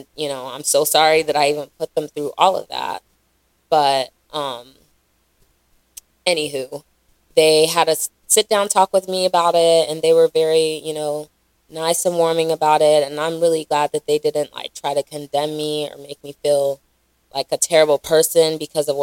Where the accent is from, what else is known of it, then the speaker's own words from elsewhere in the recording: Raleigh, North Carolina, United States; also born or lived in Charlotte; Growing up in Raleigh, I didn't really go out or spend a lot of time in the Nigerian scene